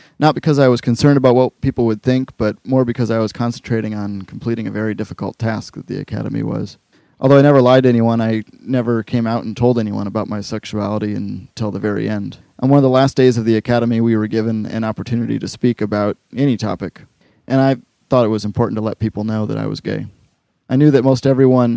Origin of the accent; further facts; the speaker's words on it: Wisconsin, United States; growing up in Wisconsin